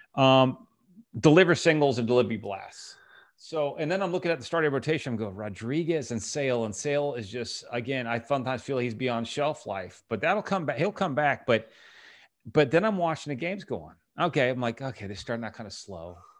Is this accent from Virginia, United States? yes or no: yes; Virginia, United States; the Commonwealth of Virginia, I'm from there